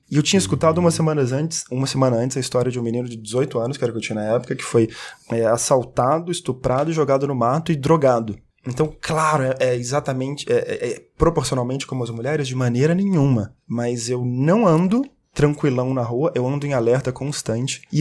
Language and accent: Portuguese; Belo Horizonte, Minas Gerais, Brazil; Horizonte, de onde eu sou